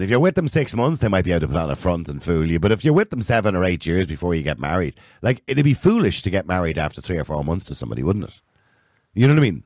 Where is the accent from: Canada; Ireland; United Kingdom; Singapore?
Ireland; us Irish